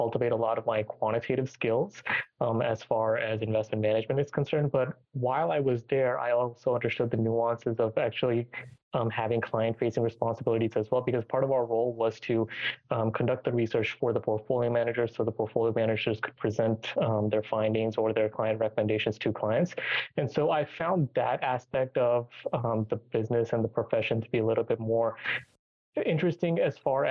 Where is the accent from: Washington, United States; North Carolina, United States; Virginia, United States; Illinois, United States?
Virginia, United States; Richmond; also born or lived in Tampa Bay, Florida; transferred back to my hometown to Richmond, Virginia